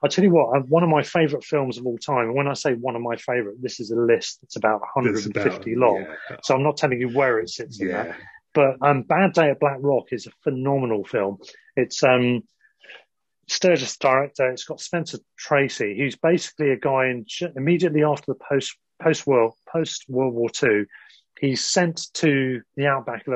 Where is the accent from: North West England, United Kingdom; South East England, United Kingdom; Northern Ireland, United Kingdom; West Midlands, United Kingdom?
South East England, United Kingdom; Worthing; moved away as an adult; also born or lived in North London; now in London, United Kingdom; I'm from Worthing, now living in North London